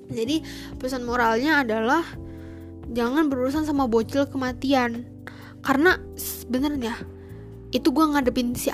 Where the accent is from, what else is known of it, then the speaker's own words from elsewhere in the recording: West Java, Indonesia; memalukan gue sebagai warga Sunda gue sebagai suku asli warga Sunda